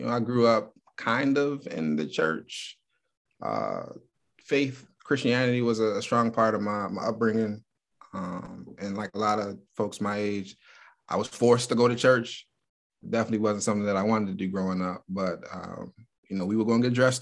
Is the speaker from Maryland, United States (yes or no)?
yes; Baltimore, Maryland, United States; moved away as an adult; now in Columbus, United States; Born and raised in Baltimore, Maryland